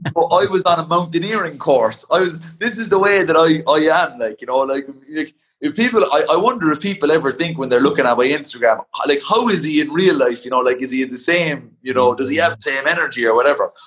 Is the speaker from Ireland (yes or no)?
yes; Ireland; a power and a pride of being Irish